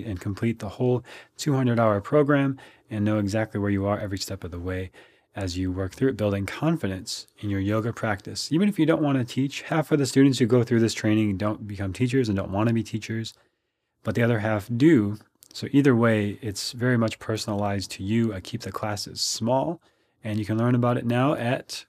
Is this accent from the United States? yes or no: yes; Minnesota, United States; now in Austin, United States; I grew up in Minnesota, so I'm used to the cold weather